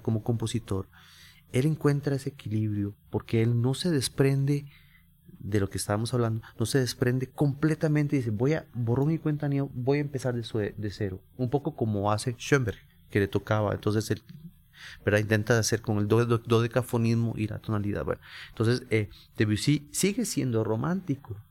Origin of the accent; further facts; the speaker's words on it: San José, Costa Rica; por ser costarricense y haber nacido en, San José y creado en el barrio Carmen de la Juela